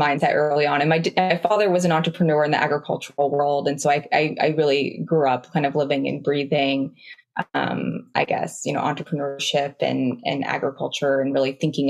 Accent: Oregon, United States; I grew up in Oregon, on a farm in Oregon

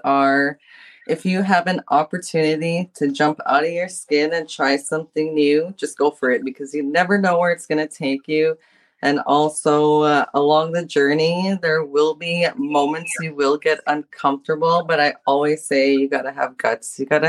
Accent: Norway House, Manitoba, Canada; I grew up in Norway house.

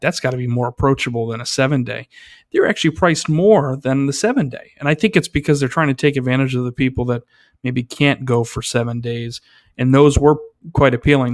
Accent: New York, United States; as a New Yorker

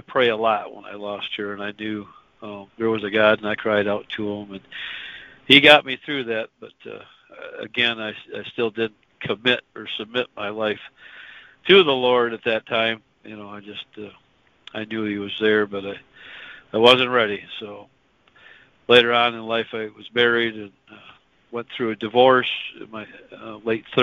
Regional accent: West Michigan, United States; I was born and raised in West Michigan, and still up there

